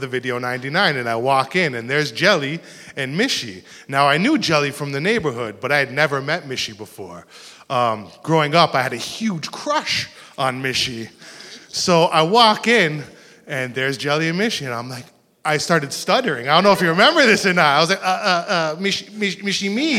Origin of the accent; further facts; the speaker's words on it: Toronto, Ontario, Canada; I grew up in Rexdale, which is not too far from here